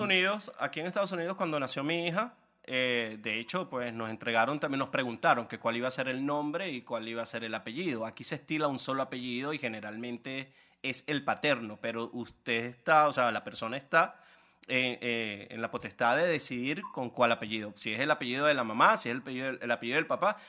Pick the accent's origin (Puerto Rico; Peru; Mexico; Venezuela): Venezuela; moved away as an adult; hasta que salí de Venezuela